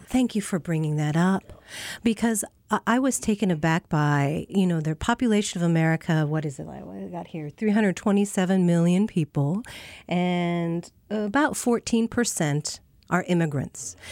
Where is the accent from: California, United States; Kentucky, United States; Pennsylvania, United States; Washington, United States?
Washington, United States; Tacoma; I grew up on the Tacoma side